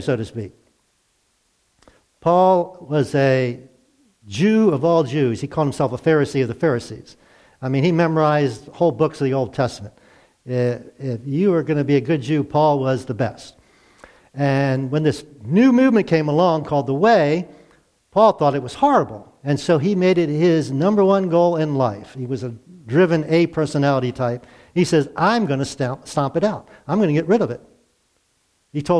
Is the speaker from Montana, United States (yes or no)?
no; Glen Burnie, Maryland, United States; I grew up in Glen Burnie